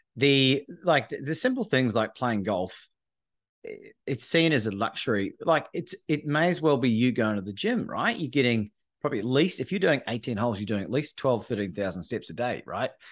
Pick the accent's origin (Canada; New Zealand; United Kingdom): New Zealand; moved away as an adult; also born or lived in Australia; growing up in New Zealand